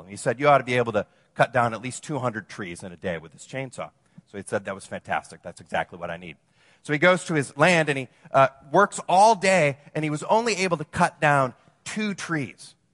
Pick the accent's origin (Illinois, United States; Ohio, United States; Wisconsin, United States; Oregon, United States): Wisconsin, United States; moved away as an adult; also born or lived in Madison / Los Angeles; now in Orange County, United States; I'm from Wisconsin, you know, I, so I moved from the land of, you know, cheese and beer to the land of fruits and nuts